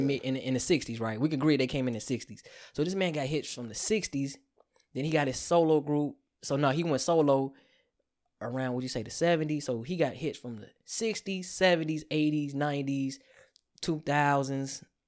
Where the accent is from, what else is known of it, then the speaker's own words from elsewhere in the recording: Calumet City, Illinois, United States; I'm from Chicago land